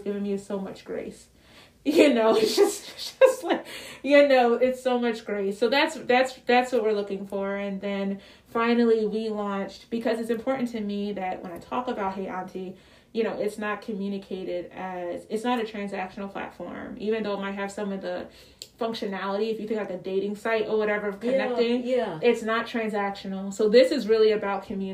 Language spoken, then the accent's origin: English; Philadelphia, Pennsylvania, United States; I'm from Philly